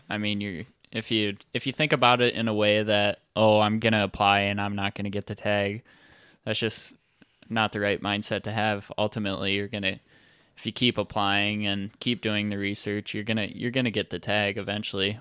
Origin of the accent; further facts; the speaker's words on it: Iowa, United States; I grew up, I grew up in Iowa, and all I know right now is Iowa